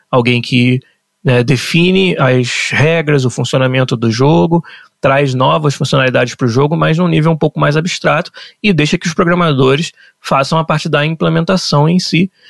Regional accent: São Gonçalo, Rio de Janeiro, Brazil; eu nasci em São Gonçalo, no, no estado do Rio, e foi lá que tudo começou para mim e meus pais.

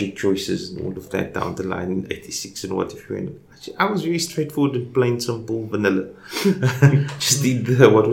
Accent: Cape Town, Western Cape, South Africa; I'm just a young man who was born and lived in Cape Town all my life. I was born in Elsie's River

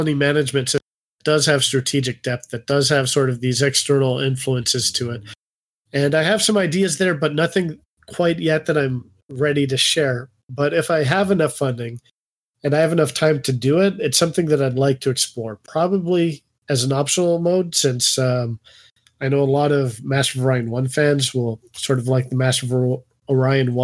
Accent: Canada; I'm Canadian

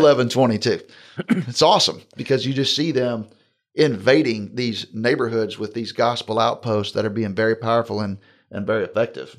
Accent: Jacksonville, Florida, United States; moved away; Jacksonville's my hometown

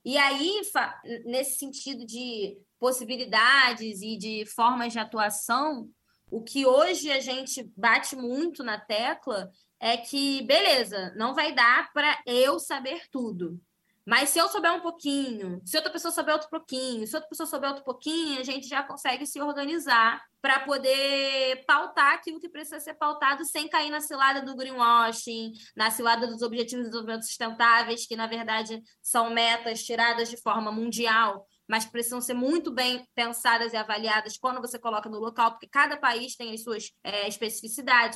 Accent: Rio de Janeiro, Brazil; sou cria de Realengo Zona Oeste do Rio de Janeiro, é onde eu construí é, tudo aquilo de quem eu sou

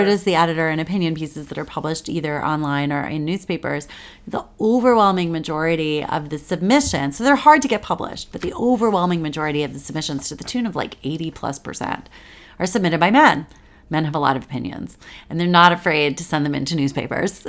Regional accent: Washington, District of Columbia, United States; moved away as an adult; also born or lived in New York; I grew up here in Washington, D C

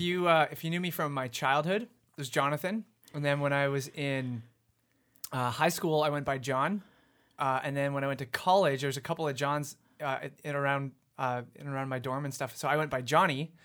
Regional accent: Abbotsford, British Columbia, Canada; also born or lived in Vancouver; I was born in Vancouver, but my family moved out to Abbotsford when I was, like, three.

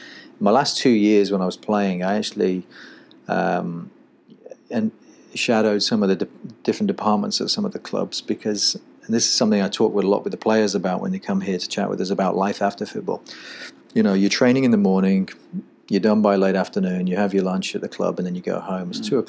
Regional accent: England, United Kingdom; moved away as an adult; now in United States; in 2002 when I came over from England and played in Charleston Battery.

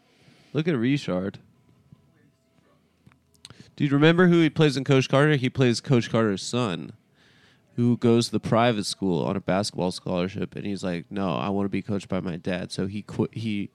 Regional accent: Singapore; I grew up in Singapore.

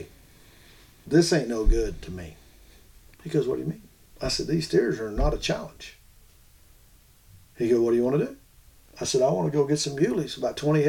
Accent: Florida, United States; I'm from Florida

